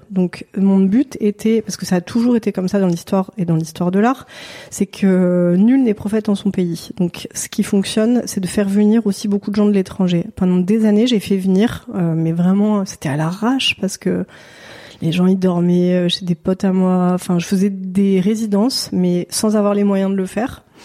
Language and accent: French; Marseille, Provence-Alpes-Côte d'Azur, France; je viens de Marseille.